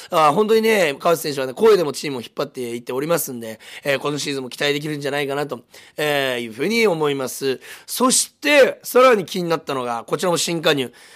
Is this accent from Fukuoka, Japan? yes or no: yes; Fukuoka, Japan; 実は僕も福岡出身です